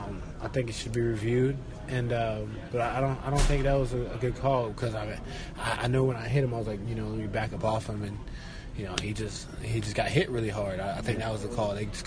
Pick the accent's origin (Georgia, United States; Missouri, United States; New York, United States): Georgia, United States; now in Florida, United States; I'm from Georgia and been in Florida and all that. That's where I reside.